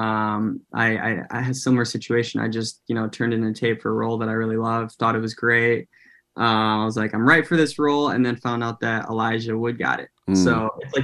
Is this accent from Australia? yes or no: no; United States; growing up in America and being half Filipino at the same time